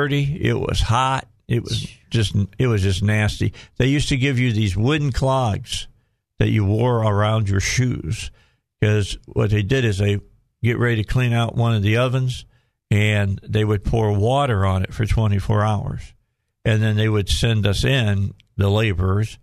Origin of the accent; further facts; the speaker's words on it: the North, United States; I was raised in the North, but I was raised Southern.